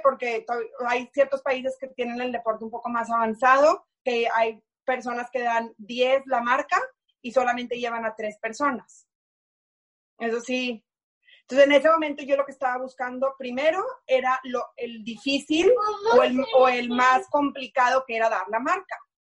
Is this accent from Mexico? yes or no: yes; Mexico; moved away as an adult; also born or lived in Houston, United States